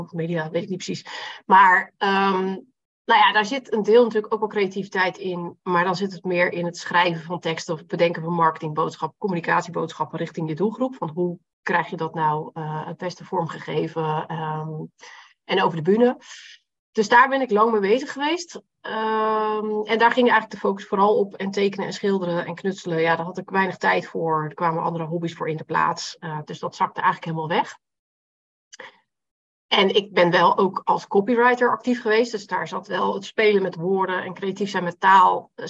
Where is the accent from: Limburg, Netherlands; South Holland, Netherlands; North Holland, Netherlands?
South Holland, Netherlands; Rotterdam; Ik eh, kom uit Rotterdam, ben 42 jaar